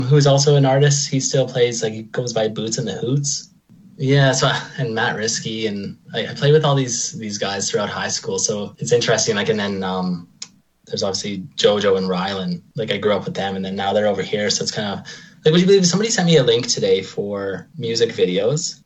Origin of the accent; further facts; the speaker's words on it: Lacombe, Alberta, Canada; moved away as an adult; also born or lived in Red Deer, Alberta / Ireland; I, I grew up in Lacombe. I think I moved there in like the third grade or something like that. I was born in Red Deer, but I, I stayed in Lacombe until I was about 19